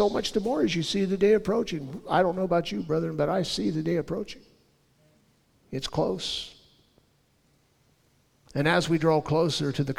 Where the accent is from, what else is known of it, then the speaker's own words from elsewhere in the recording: Southern California, United States; I was born and raised in Southern California